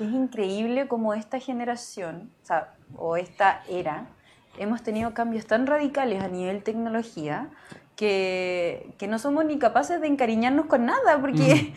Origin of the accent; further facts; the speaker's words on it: Arica, Arica y Parinacota, Chile; yo soy de Arica